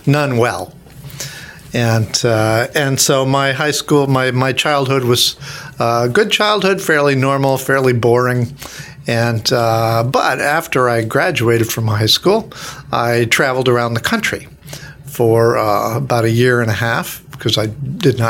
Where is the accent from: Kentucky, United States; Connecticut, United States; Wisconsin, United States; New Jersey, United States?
Connecticut, United States; I grew up in Connecticut